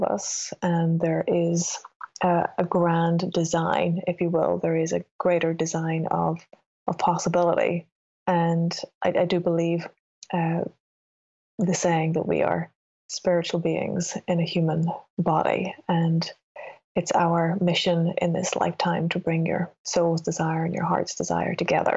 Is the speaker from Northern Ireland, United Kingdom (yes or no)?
yes; Northern Ireland, United Kingdom; moved away; I grew up in Northern Ireland